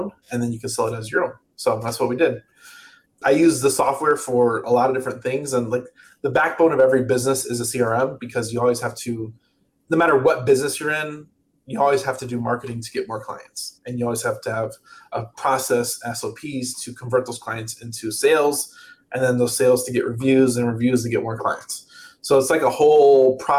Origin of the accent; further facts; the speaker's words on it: outside Chicago, Illinois, United States; also born or lived in Atlanta, Georgia; now in California, United States; I live in California. I grew up outside Chicago. I lived in Atlanta for 6 years, and I've been in California for two